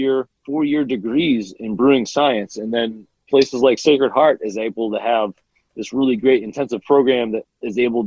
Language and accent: English; Wallingford, Connecticut, United States; my hometown of Wallingford